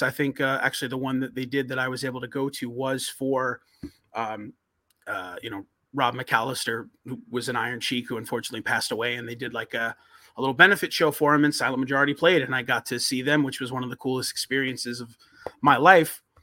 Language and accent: English; Long Island, New York, United States; growing up in New York, Long Island